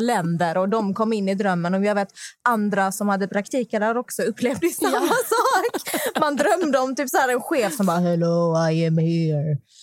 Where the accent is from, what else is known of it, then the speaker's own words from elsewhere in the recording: Malmö, Skåne, Sweden; jag är från Malmö